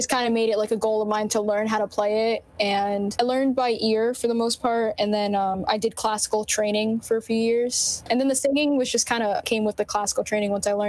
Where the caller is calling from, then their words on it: New Jersey, United States; We're all in different areas of Central Jersey